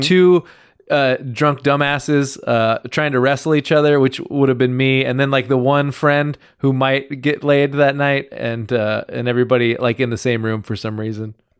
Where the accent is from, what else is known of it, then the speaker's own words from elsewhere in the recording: Reedley, California, United States; growing up in Reedley